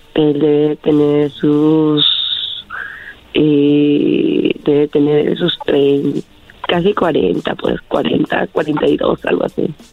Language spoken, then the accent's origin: Spanish; Peru; yo soy de Perú